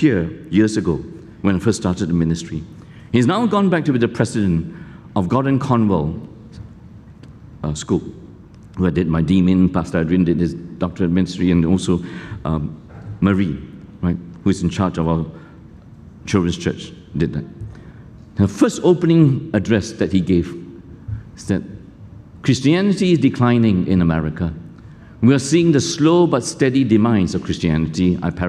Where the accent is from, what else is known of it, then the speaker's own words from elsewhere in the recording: Malaysia; now in Singapore; I grew up in Malaysia. I went to a kampung school